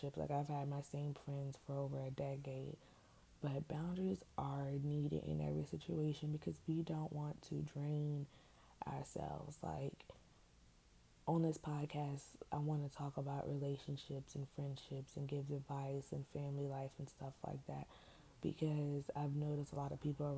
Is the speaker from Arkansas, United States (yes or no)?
no; Richmond, Virginia, United States; now in Hampton Roads, United States; I'm from Richmond, Virginia. But I don't live there right now. I live in the 757